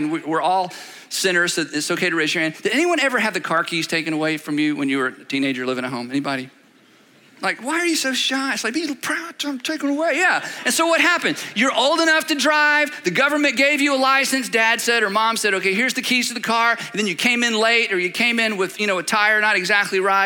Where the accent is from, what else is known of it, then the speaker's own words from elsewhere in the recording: United States; that's how we think as Americans